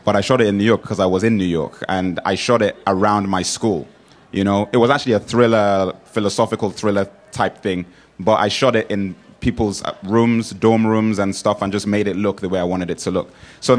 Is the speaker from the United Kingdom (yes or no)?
yes; England, United Kingdom; also born or lived in Nigeria; I was born in England. I spent 10 years in Nigeria, then moved back to England.